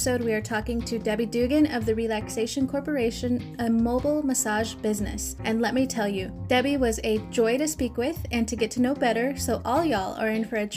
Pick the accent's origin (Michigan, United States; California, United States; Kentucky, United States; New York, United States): California, United States; Hawaiian Gardens; also born or lived in Tulare, California; now in Nebraska, United States; I was born and raised in Hawaiian Gardens, California. So just right outside of LA. We lived more northern in Tulare, but we actually moved here to Nebraska in 99